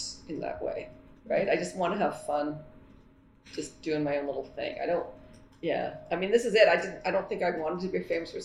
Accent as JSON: {"language": "English", "country": "Canada", "said": "as a Canadian"}